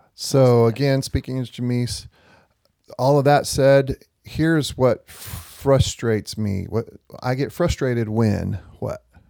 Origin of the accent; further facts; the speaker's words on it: Gadsden, Alabama, United States; Gadsden, Alabama.